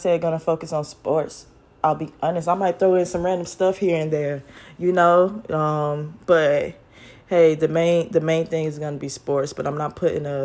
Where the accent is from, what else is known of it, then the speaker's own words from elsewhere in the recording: Carrollton, Georgia, United States; I am from Carrollton, Georgia, small little town, city out in West Georgia. And like growing up there, I have a lot of great memories